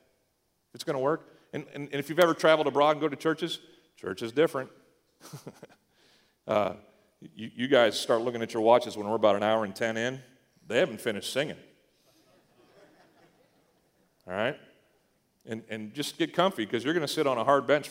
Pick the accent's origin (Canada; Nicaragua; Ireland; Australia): Canada; Eastern Canada; moved away; we grew up in Eastern Canada